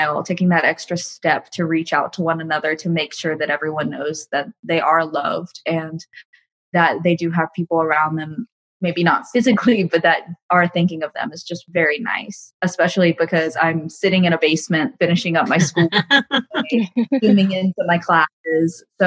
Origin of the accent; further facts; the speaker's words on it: Atlanta, Georgia, United States; I'm 19 years old, and I'm from Atlanta, Georgia